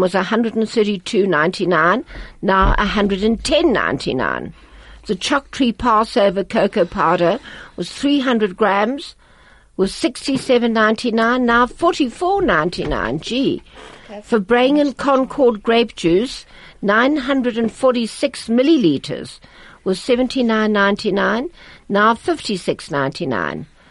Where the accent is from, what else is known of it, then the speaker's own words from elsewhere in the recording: Riga, Latvia; English is a second language; moved away; in Riga, in Riga, I went to the gymnasium.